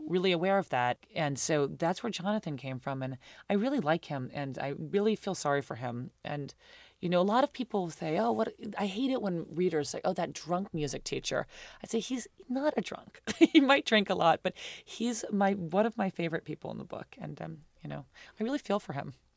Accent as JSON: {"language": "English", "region": "New York", "country": "United States", "tie": "born or raised there", "said": "I grew up in New York. I went to private school."}